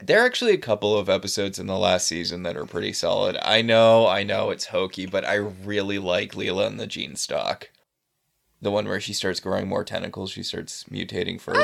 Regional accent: New England, United States; I'm from New England

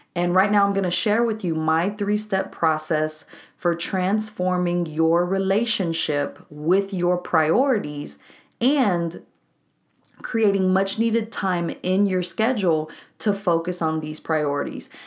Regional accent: Waco, Texas, United States; a co-working spot here in my hometown of Waco, Texas

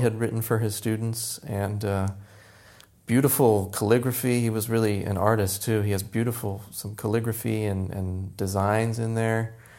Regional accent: Tampa, Florida, United States; moved away as an adult; now in New York, United States; born in Tampa, Florida, born and raised in Florida

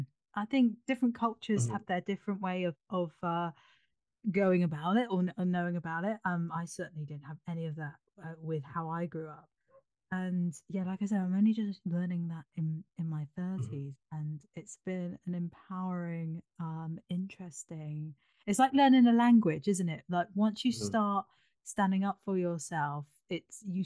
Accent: United Kingdom; I grew up in Britain, so I had a British upbringing

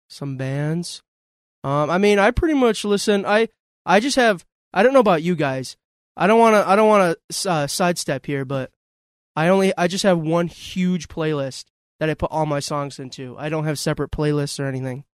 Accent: North Tonawanda area, New York, United States; I actually am from around here.

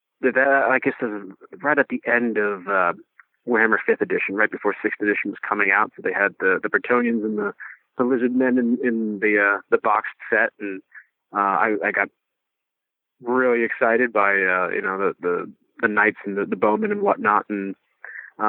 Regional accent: East Coast, United States; moved away as an adult; now in Iowa, United States; I grew up on the East Coast

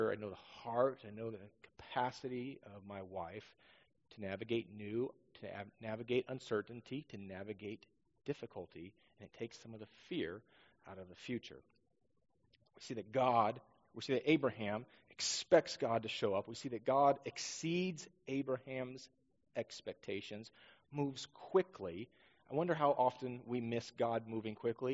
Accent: Northeast Washington, United States; also born or lived in Southern California; now in Roseburg, United States; growing up in Northeast Washington

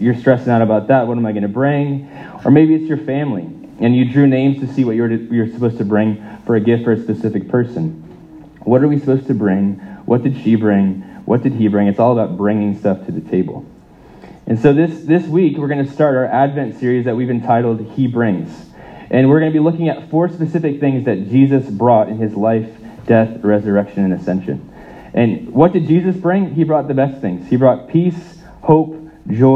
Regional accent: United States; moved away; I grew up in the States

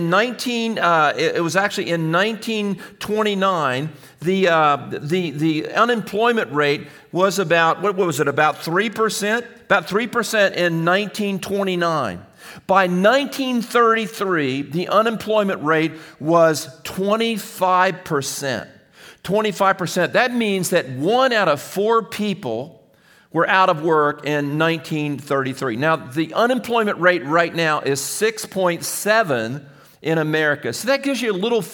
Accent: United States; as American people

